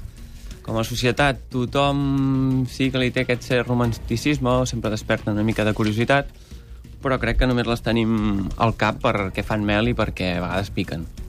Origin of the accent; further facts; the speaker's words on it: Berguedà, Catalonia, Spain; jo vinc del Berguedà